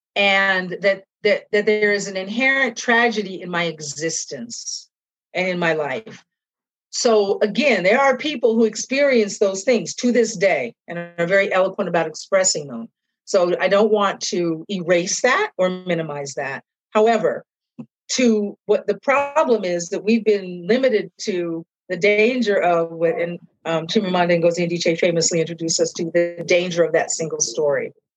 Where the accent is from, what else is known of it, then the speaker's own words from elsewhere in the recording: Seattle, Washington, United States; moved away as an adult; now in East Coast, United States; growing up where I grew up, when I grew up, how I grew up in Seattle was really great as a mixed kid